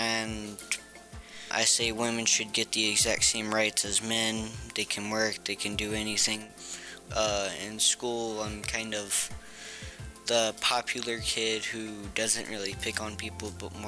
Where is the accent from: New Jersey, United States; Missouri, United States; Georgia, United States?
Missouri, United States; also born or lived in South Carolina; I was born and raised in Missouri.